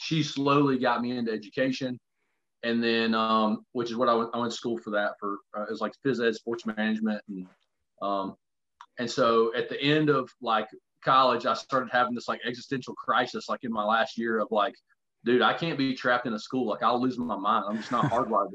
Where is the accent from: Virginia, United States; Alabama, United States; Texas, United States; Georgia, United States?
Alabama, United States; I grew up here in Alabama